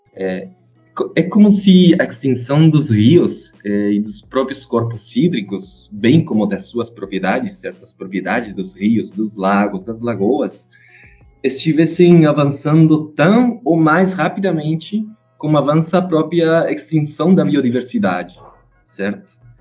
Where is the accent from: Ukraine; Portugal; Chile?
Chile; Portuguese is a second language; moved away as an adult; now in Brazil; eu sou chileno, né? Tô morando aqui no Brasil faz três anos.